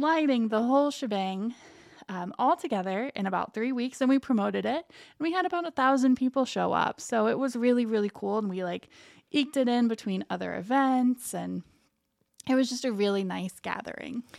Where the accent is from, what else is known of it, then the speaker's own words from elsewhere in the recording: Lafayette, Indiana, United States; moved away as an adult; now in Muncie, United States; I'm originally from Lafayette, Indiana. Grew up there, went to high school there